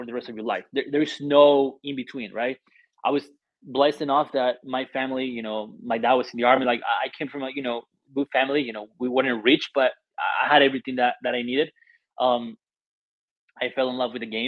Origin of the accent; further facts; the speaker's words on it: Colombia; also born or lived in Argentina / Germany; now in Buffalo, United States; I was born and raised in Colombia